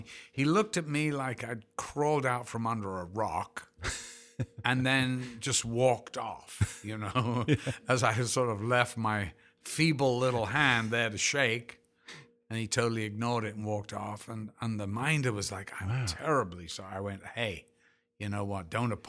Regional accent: Liverpool, North West England, United Kingdom; You know, I'm from Liverpool, for God's sake.

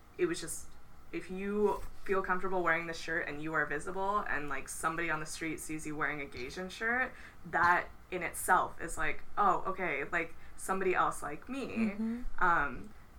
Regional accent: India; And I was like, oh, I'm Indian, but instantly had to qualify it with South Asian.

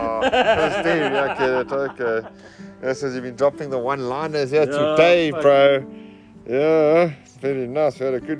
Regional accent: South Africa; I'm South African.

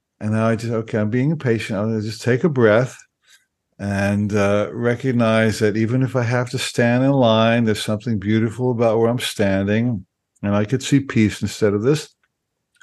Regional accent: New Jersey, United States; moved away; I grew up in New Jersey

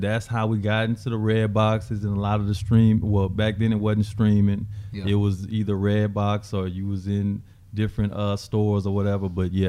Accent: Amarillo, Texas, United States; growing up in Amarillo, Hastings, the headquarters was based at Amarillo.

